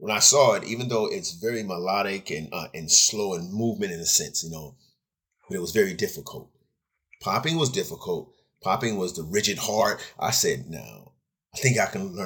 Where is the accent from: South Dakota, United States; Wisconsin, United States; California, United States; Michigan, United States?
California, United States; Fresno; also born or lived in Long Beach, California; I was born in Fresno, California. Moved to Long Beach in 1978